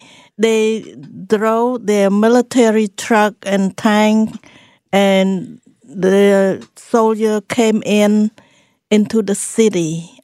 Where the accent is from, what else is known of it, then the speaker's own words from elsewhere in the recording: Cambodia; English is a second language; But I grew up in the Buddhist family, and Cambodia is predominantly Buddhist